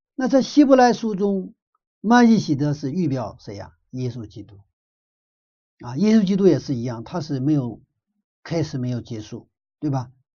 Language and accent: Chinese; China; 我们中国人